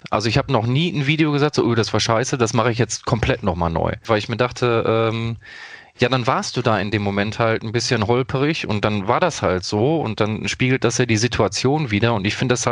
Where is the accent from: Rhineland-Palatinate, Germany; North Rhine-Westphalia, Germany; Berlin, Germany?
North Rhine-Westphalia, Germany; Dortmund; Also ich komme ja aus Dortmund, das ist, glaube ich, hinlänglich bekannt für die Leute, die mich kennen.